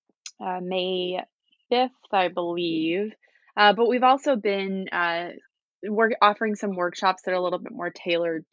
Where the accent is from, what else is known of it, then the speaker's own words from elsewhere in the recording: Vancouver, British Columbia, Canada; also born or lived in Utah; I am from the Vancouver area, but I actually spent all of my time getting my degrees in Utah at Brigham Young University.